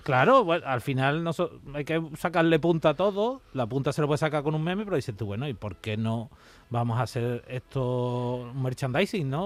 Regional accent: Seville, Andalusia, Spain; yo soy de Sevilla

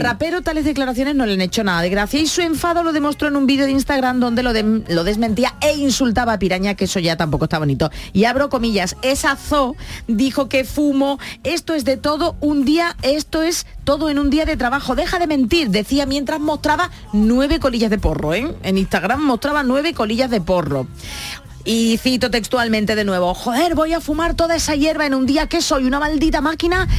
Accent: San Fernando, Andalusia, Spain; es de mi tierra, es de San Fernando

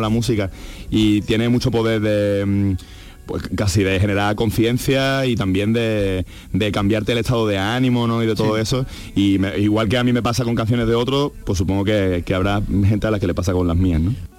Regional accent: Andalusia, Spain; yo soy, no solo soy andaluz, sino que soy andalucista

